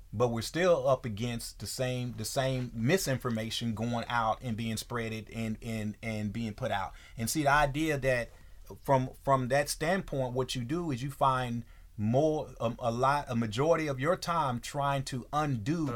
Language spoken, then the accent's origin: English; Texas, United States; moved away; in Texas, growing up in Texas, uh, as as as a, a, young man in Texas